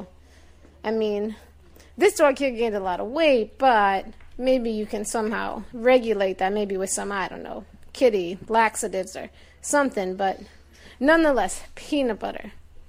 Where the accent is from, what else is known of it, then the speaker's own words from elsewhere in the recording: Long Island, New York, United States; So yeah, I'm from Long Island, New York. I own a bus depot up here